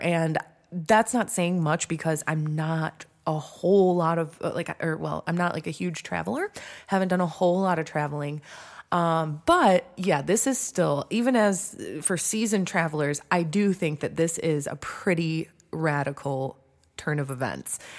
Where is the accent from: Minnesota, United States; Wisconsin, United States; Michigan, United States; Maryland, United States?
Michigan, United States; Detroit; I grew up in Metro Detroit